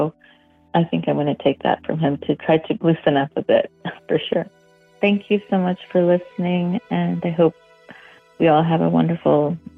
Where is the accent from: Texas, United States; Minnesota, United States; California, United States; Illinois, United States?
California, United States; Montebello; now in St. Louis, United States; I'm originally from Montebello, California, and I currently live in St. Louis, Missouri.